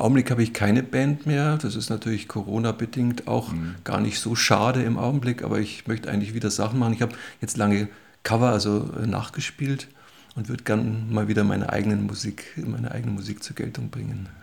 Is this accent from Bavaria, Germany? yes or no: yes; Munich, Bavaria, Germany; Ich bin gebürtiger Münchner, mehr oder weniger um, aufgewachsen, im und, um und in und um München